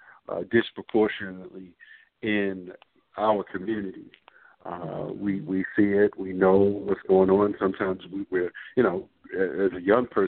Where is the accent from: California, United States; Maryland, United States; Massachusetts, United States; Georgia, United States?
Maryland, United States; Baltimore; born and raised in the Baltimore metropolitan area.